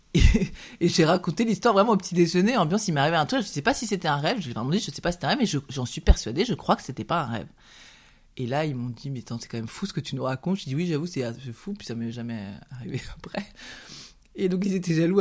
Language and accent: French; Aubrac, France; on vient de l'Aubrac